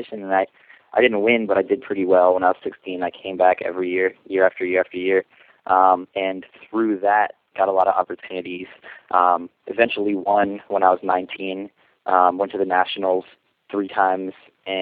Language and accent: English; Bay Area, California, United States; when I was 16 and in high school in the Bay Area